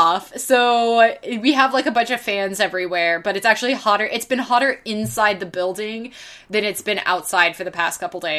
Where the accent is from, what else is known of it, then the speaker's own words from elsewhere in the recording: Scotland, United Kingdom; I'm sweaty and humid and grumpy because I'm Scottish and not used to the big glowing ball in the sky being quite so bright.